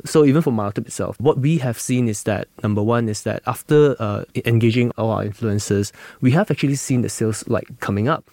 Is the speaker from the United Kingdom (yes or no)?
no; Malaysia; as a Malaysian that I grew up here